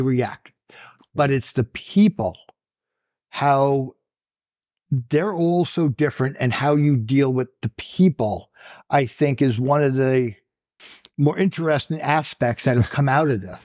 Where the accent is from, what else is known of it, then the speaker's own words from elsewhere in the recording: Long Island, New York, United States; Born and raised on Long Island.